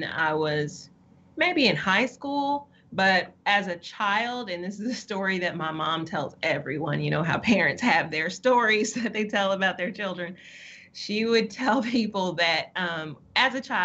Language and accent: English; Utica, Mississippi, United States; also born or lived in Nebraska; I am originally from Utica, Mississippi. I spent a little bit of my childhood there before moving to Nebraska and back when I was about 12. But I spent most of my formidable years and teenage years here in Mississippi